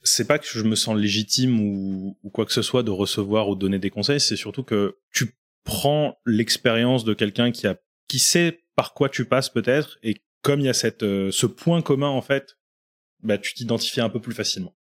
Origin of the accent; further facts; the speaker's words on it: Reims, Grand Est, France; moved away as an adult; now in Lyon, France; je viens de Reims. J'ai fait à peu près 12 ans là-bas, l'équivalent de toutes mes études supérieures.